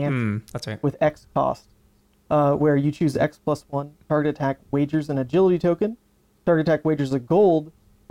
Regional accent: Louisiana, United States; I'm from Louisiana, so there is definitely no snow down there

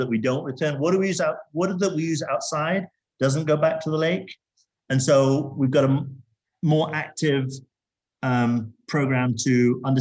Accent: Zambia; now in Las Vegas, United States; I grew up in Zambia in Africa, and I saw quite a lot of poverty and pollution around me. I grew up in a mining town in Zambia

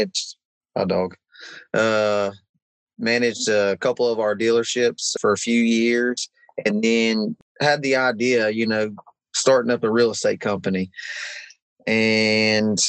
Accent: West Virginia, United States; we're from West Virginia.

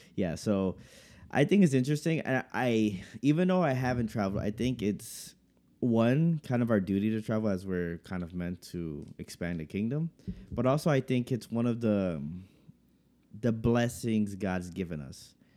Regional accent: United States; growing up in America

